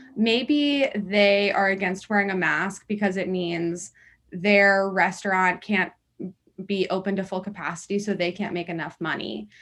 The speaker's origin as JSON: {"language": "English", "town": "Washington", "region": "District of Columbia", "country": "United States", "moved": "yes", "said": "I'm actually originally from Washington, D C"}